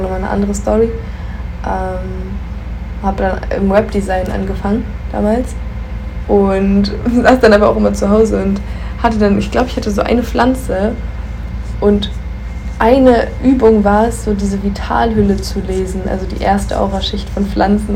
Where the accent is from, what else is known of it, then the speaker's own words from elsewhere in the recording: Göttingen, Lower Saxony, Germany; hatte dann ja kurz eine Wohnung in Göttingen, meiner Heimatstadt